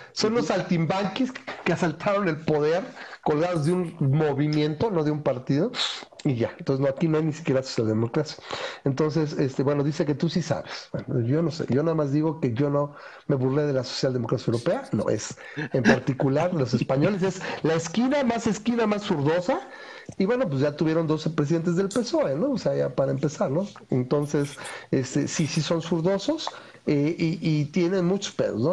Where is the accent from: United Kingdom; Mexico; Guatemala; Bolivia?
Mexico; tenemos a nivel población como mexicanos